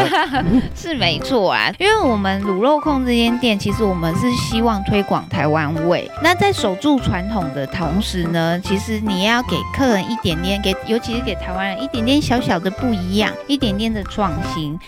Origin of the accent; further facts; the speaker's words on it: Taiwan; 我们台湾人